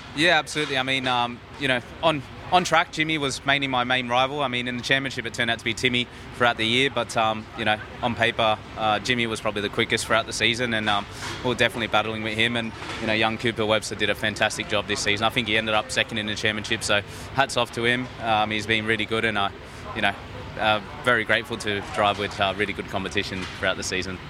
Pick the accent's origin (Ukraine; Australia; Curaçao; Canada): Australia; here in my home country